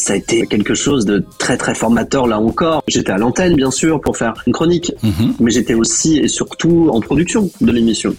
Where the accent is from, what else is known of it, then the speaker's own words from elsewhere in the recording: Breton, Brittany, France; je suis breton